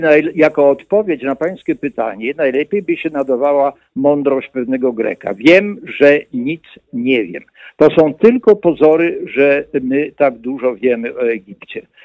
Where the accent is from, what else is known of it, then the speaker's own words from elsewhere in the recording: Jasło, Subcarpathian Voivodeship, Poland; Ja się urodziłem pod sam koniec wojny, drugiej wojny światowej, na prowincji polskiej i pod koniec wojny Niemcy, wycofując się z Jasła, bo to było przedmieście Jasła na Podkarpaciu